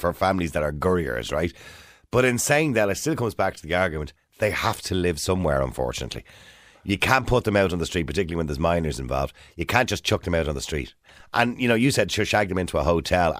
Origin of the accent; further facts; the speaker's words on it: Dublin, Leinster, Ireland; I'm originally from Edenmore